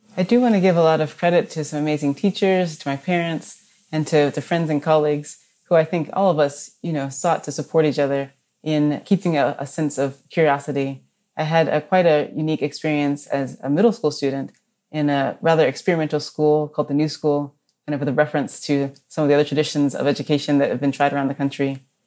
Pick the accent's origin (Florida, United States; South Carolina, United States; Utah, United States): Florida, United States; Orlando; moved away; I grew up in Orlando